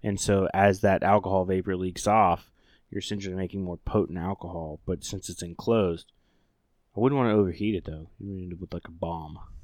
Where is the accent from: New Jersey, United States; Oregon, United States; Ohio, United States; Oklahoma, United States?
Oklahoma, United States; moved away; the great state of Oklahoma, uh, my home state